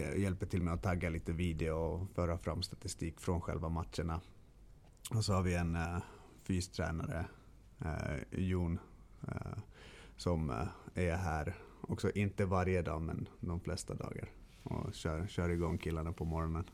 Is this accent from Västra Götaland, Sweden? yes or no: no; Stockholm, Stockholm County, Sweden; moved away; also born or lived in Kalmar; jag är ju född och uppvuxen i Stockholm.